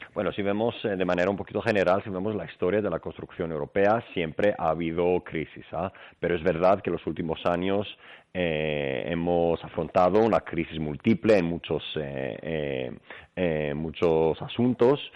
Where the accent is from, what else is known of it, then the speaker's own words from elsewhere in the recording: Greece; Spanish is a second language; moved away as an adult; now in Spain; Yo soy griego, pero bueno, desde más pequeño he aprendido español, lo que me ha permitido también vivir en, España